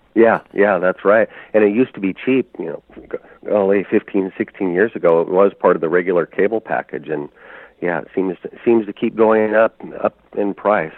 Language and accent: English; Oregon, United States; moved away as an adult; also born or lived in Arctic Alaska; I grew up trapping here in Oregon.